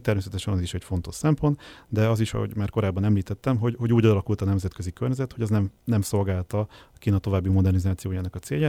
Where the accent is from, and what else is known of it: Hungary